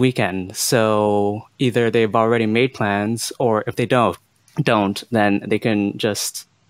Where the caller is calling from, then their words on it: Montreal, Quebec, Canada; I'm calling from Montreal.